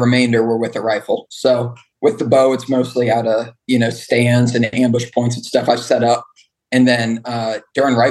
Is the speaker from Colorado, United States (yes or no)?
yes; Colorado, United States; moved away; I grew up in Colorado